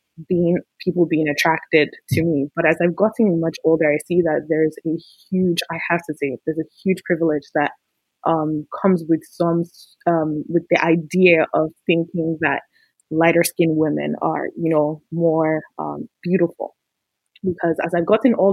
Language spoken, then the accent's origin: English; Nigeria; born or raised there; now in Houston, United States